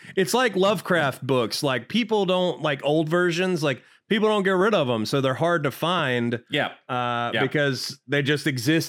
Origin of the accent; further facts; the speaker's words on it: Georgia, United States; I've lived in Georgia my whole life.